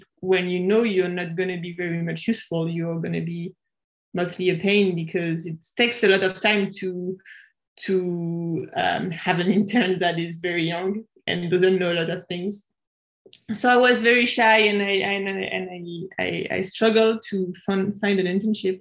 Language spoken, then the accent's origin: English; suburbs of Paris, Île-de-France, France; moved away as an adult; also born or lived in Japan; I'm from France. I was born in the suburbs of Paris, and I grew up in the suburbs of Paris